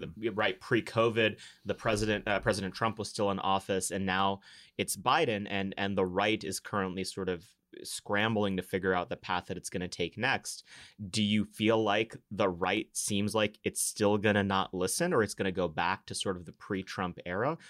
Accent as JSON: {"language": "English", "region": "Texas", "country": "United States", "said": "as a Texan"}